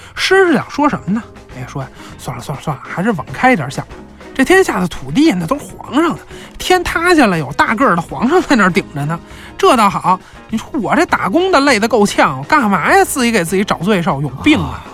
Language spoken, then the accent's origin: Chinese; China; 我们中国人